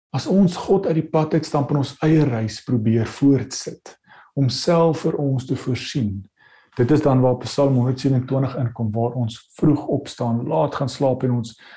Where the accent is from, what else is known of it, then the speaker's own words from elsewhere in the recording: South Africa; ons sit as Suid-Afrikaners